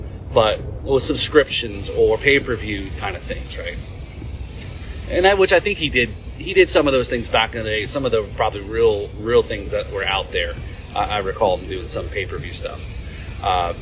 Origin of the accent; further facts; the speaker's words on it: Northeast, United States; moved away; also born or lived in New Jersey; I grew up in the Northeast